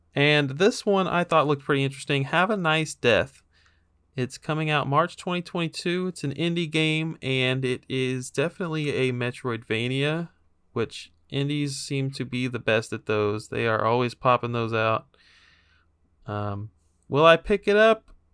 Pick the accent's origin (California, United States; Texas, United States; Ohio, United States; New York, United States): Texas, United States; my home state of Texas